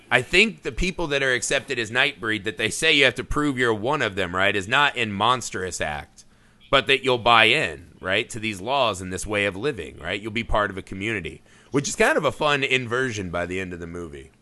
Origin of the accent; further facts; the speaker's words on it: Indiana, United States; my home state of Indiana